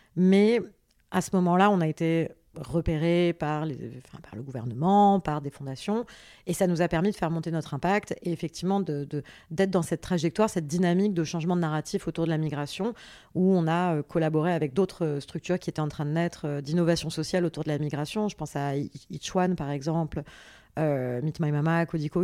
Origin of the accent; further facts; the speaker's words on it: France; also born or lived in Paris / south of France; je suis née à Paris euh, le 9 juin 1987. Euh, j'ai grandi entre Paris et le sud de la France